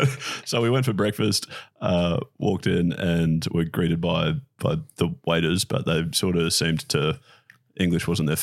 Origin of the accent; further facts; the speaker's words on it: Brisbane, Queensland, Australia; oh, yeah, no, we're from Brisbane. Like, we're just down for the weekend.